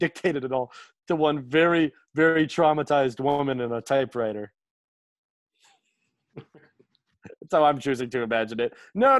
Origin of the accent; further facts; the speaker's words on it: Bethesda, Maryland, United States; moved away; also born or lived in Los Angeles; I grew up in Bethesda.